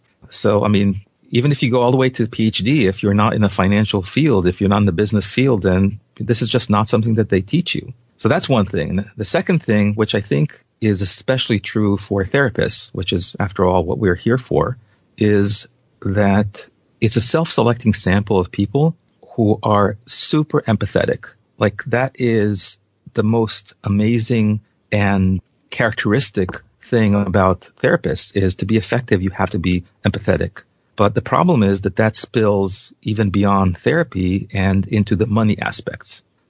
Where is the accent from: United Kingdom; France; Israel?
Israel; moved away as an adult; now in United States; So I came from Israel, and the salaries in Israel are by and large lower than the U.S. by a significant factor.